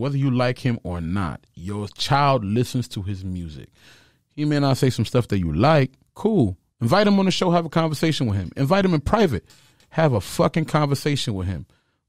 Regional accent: Sarcelles, Île-de-France, France; moved away; in front of my uncle's television in Sarcelles, France

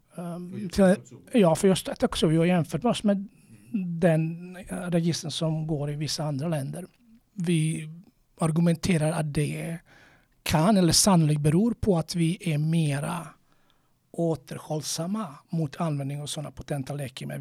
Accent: Croatia; now in Sweden; jag är från Kroatien

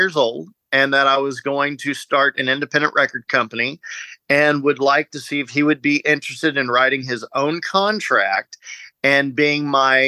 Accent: Dallas, Texas, United States; I said, Dallas, Fort Worth

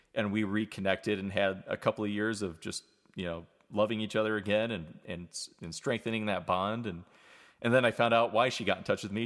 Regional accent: New York, United States; moved away as an adult; also born or lived in Vermont; now in Atlanta, United States; I was from New York

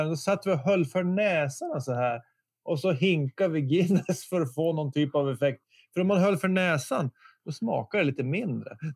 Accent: Bosnia & Herzegovina; nu får ni tänka att jag är ju verkligen från Bosnien. Jag, jag, tror inte jag hade varit i Stockholm så många gånger.

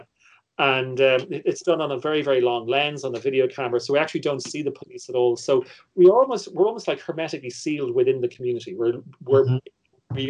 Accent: Ireland; my position as an Irish viewer

